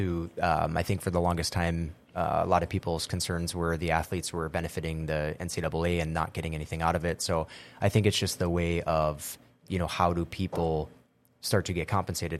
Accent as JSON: {"language": "English", "town": "Argyle", "region": "Minnesota", "country": "United States", "moved": "as an adult", "lives_now": "Grand Forks, United States", "said": "my wife is from Warren. I'm from Argyle. We both went to UND, and we have been here since."}